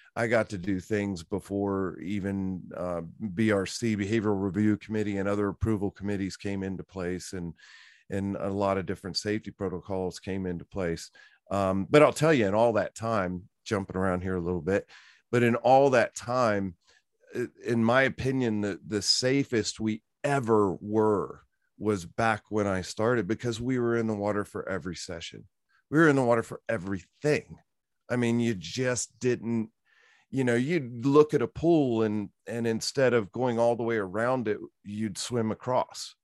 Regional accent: Virginia, United States; moved away; also born or lived in Orlando, Florida; I came originally from Virginia, grew up on a horse farm

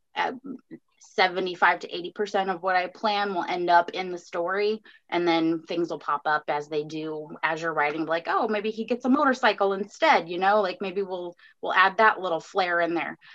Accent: Fort Myers, Florida, United States; my hometown in Fort Myers

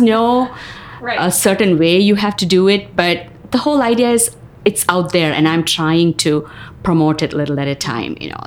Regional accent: South India, India; moved away as an adult; also born or lived in New York; now in Marion, United States; I was born and raised in India, southern part of India, and schooling, college, everything there

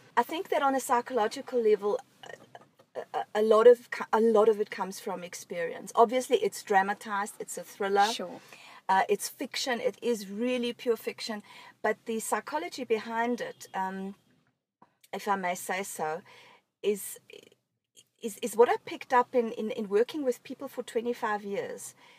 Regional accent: Germany; moved away; I grew up in Germany

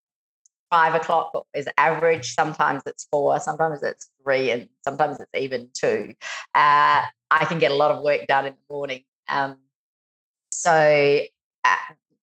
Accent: Adelaide, South Australia, Australia; I was born in Adelaide

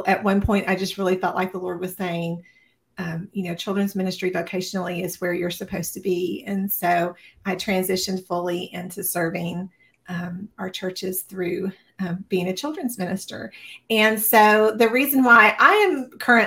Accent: Tennessee, United States; I was born and raised in Tennessee

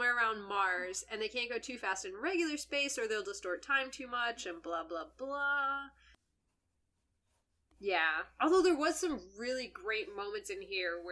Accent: Canada; I was raised in Canada.

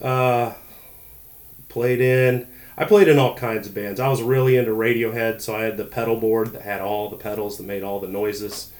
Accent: Ohio, United States; moved away as an adult; now in Charleston, United States; I'm from Ohio

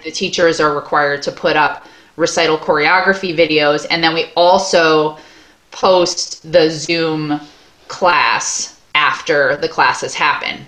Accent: Long Island, New York, United States; now in Maine, United States; I grew up in Long Island, New York. I live in Maine now

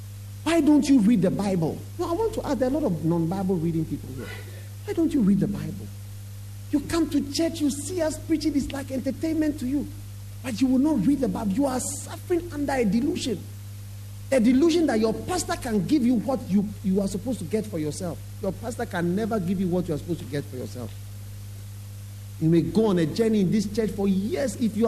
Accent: Winneba, Central Region, Ghana; And I know he's from Winneba. I'm also from Winneba.

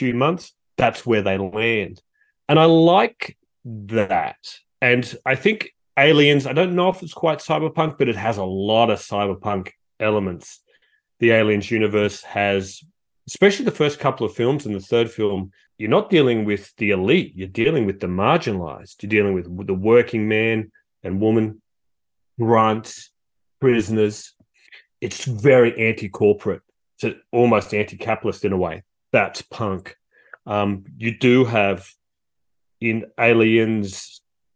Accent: Australia; also born or lived in Canberra; as an Australian

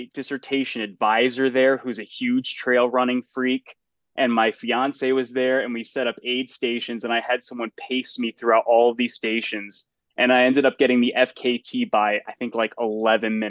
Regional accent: Litchfield County, Northwest Connecticut, United States; I grew up in Litchfield County, Northwest Connecticut

